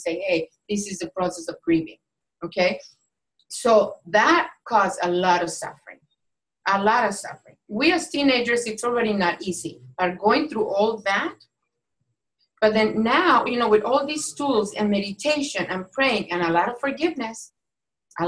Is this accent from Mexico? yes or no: yes; Mexico; moved away; I was born and raised in Mexico